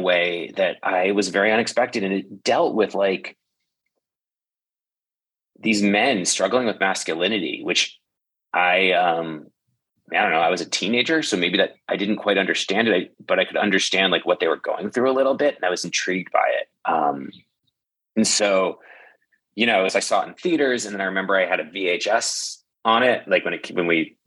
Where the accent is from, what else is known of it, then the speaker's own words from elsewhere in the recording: outside New York City, United States; I grew up outside New York City